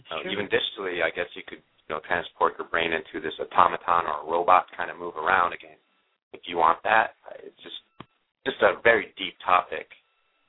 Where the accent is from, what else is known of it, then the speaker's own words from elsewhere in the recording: Japan; moved away; I grew up in Japan